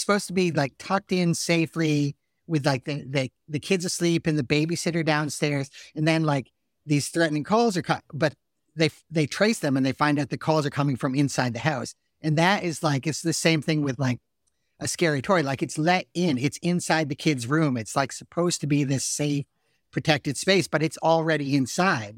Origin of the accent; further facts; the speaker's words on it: Salisbury, Connecticut, United States; I'm from Salisbury, Connecticut